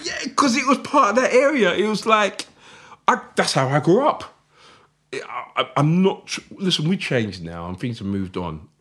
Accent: Croydon, London, United Kingdom; I'm proud that I'm from South London. I'm proud that I'm f, South London, Fort Heath, Croydon.

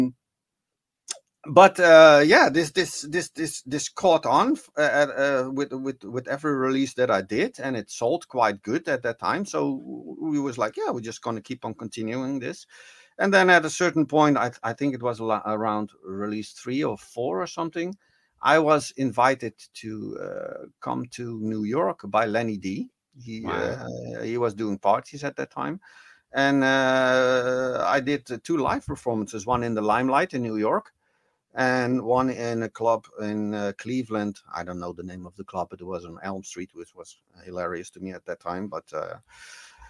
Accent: Netherlands; I'm from Holland

